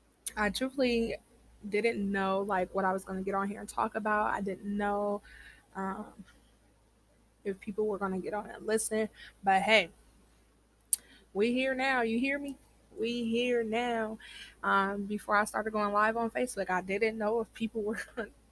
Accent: Iowa, United States; I am from the Midwest. You know, Iowa in the building.

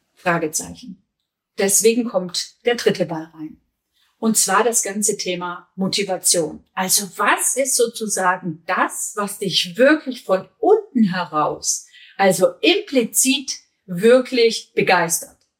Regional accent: Germany; bei uns in Deutschland

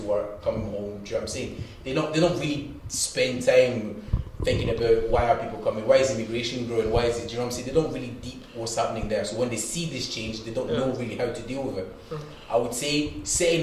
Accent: Glasgow, Scotland, United Kingdom; also born or lived in Congo; I grew up obviously back home in Congo and here, but in Scotland, growing up in Govan

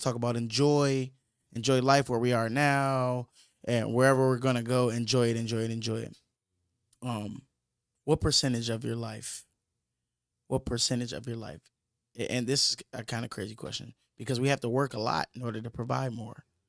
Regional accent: Michigan, United States; that's where I'm from. I'm from Michigan

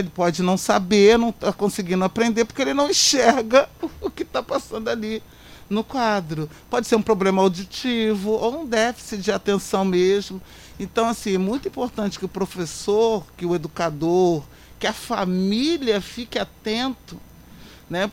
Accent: Queimados, Rio de Janeiro, Brazil; queimadenses principalmente, povo da minha terra, porque eu nasci, criei, cresci, estou ficando velha aqui

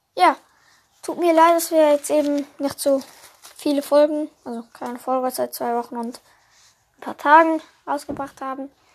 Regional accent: Switzerland; ich bin ja Schweizer

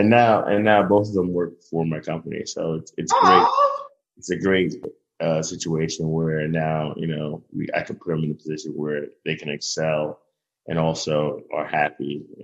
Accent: Brooklyn, New York, United States; the only people that made it out of Coney Island was probably like Stephon Marbury. you know, so it was a rough upbringing.

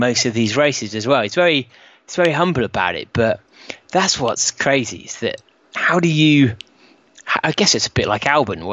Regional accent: United Kingdom; we as British

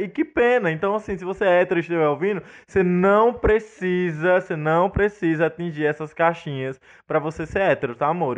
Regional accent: Northeast Brazil, Brazil; also born or lived in Brasília

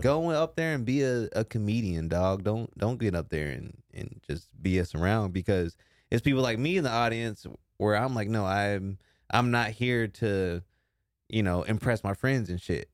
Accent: Texas, United States; now in Austin, United States; I'm from Texas

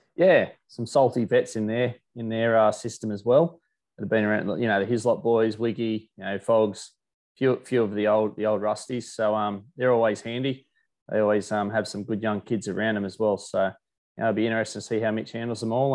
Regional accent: Australia; as an Aussie

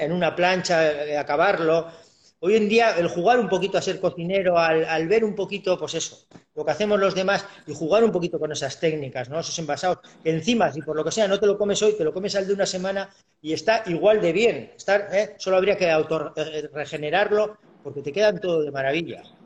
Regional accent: Urduliz, Basque Country, Spain; soy de Bilbao, soy de Vizcaya, eh, de Urduliz, de un pueblito de aquí.

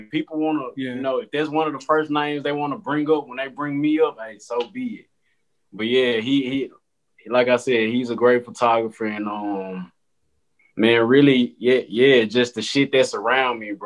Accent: Memphis, Tennessee, United States; I'm from Memphis, Tennessee, and I am a photographer.

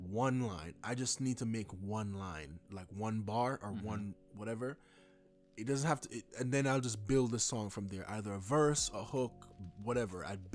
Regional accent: Jamaica; I'm Jamaican

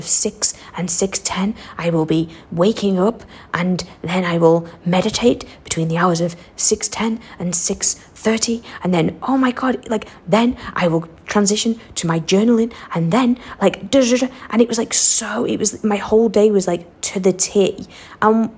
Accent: Western Australia, Australia; accent: thick Western Australian; I'm still definitely a wazza girl through and through. Can you not even tell by like the thick accent and some of the weird things I say?

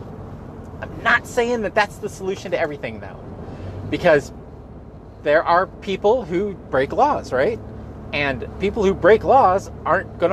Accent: Gilroy, California, United States; I am from Gilroy

